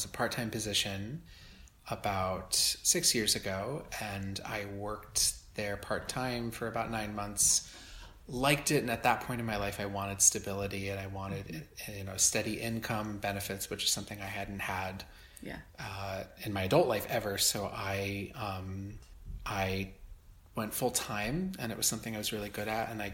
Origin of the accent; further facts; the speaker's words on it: just south of Albany, Hudson Valley, upstate New York, United States; moved away as an adult; also born or lived in Ithaca, New York; now in New York City, United States; I'm from the Hudson Valley in upstate originally, and I grew up just south of Albany